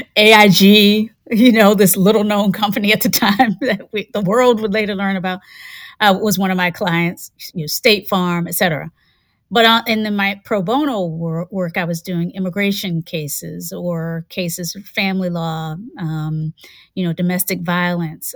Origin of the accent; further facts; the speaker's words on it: Hampton, Virginia, United States; also born or lived in Kinston, North Carolina / Charlottesville, Virginia; I was born in Kinston, lived there until I was about six and a half. And then after that, we moved up north to Virginia. Mm-hmm. we moved up to Virginia, and I was raised in the Tidewater area near the Chesapeake Bay in Hampton